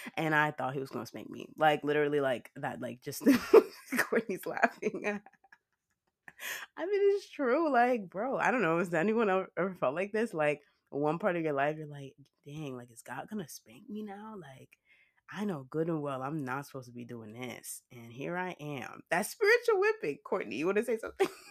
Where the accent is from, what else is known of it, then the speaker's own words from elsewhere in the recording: Nigeria; I'm Nigerian